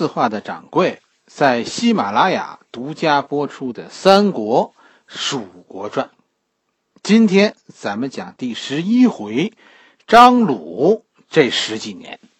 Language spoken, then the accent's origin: Chinese; Beijing, China; 我小时候其实就住在白云观的边上，是吧？我是在后海边上长大的，然后呢，赶上所谓的呃落实政策那个时代，家就搬到了白云观的附近。